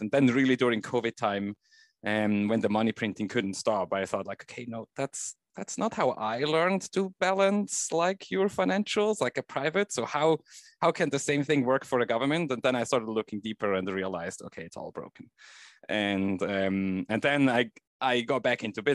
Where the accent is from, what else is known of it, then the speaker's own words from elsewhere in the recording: Switzerland; I grew up in Switzerland